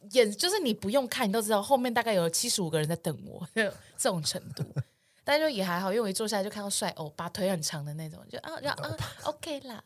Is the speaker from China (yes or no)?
no; Taiwan; 我是从台湾来